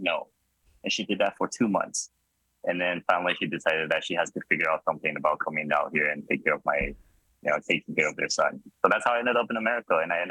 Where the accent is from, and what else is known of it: Los Angeles, California, United States; born or raised there; moved away as an adult; also born or lived in Taipei, Taiwan / Las Vegas / Austin